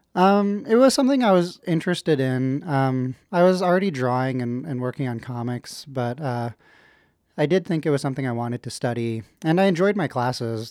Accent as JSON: {"language": "English", "town": "Ottawa", "region": "Ontario", "country": "Canada", "tie": "born or raised there", "also_born_or_lived": "Kingston", "said": "I was born in Kingston, but, uh, I grew up in Ottawa"}